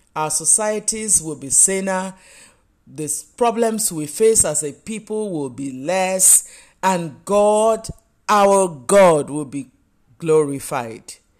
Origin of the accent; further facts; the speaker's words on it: Nigeria; You know, I live in Nigeria. I am Nigerian.